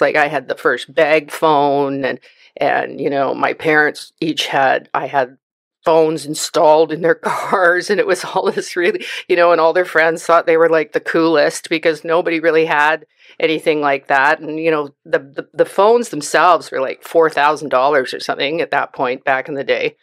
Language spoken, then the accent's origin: English; Vancouver, British Columbia, Canada; moved away as an adult; now in Chilliwack, Canada; I was born and raised in Vancouver